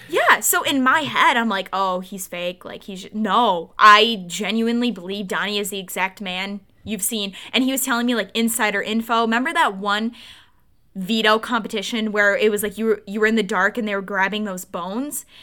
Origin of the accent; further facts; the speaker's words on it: Wisconsin, United States; also born or lived in suburbs of Detroit, Michigan; now in Michigan, United States; I was born and raised in Wisconsin